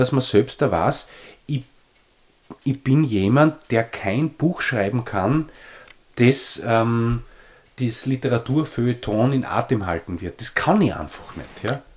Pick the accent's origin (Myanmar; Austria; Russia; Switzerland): Austria; Leoben, Styria; ich bin ja in Leoben aufgewachsen, super aufgewachsen